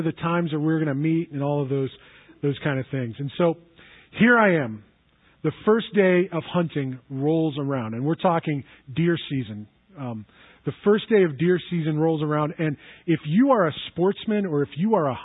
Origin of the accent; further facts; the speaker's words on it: United States; also born or lived in Somerset; I grew up here in Erie County